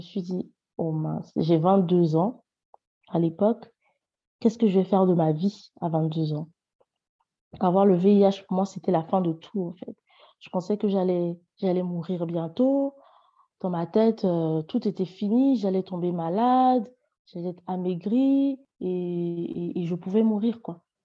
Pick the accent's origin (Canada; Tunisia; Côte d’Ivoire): Côte d’Ivoire; also born or lived in near Lyon, France; now in France; Je suis une Ivoirienne vivant près de Lyon